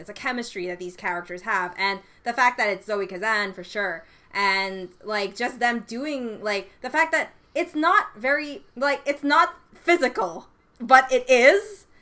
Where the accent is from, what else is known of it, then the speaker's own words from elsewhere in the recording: Canada; I am Canadian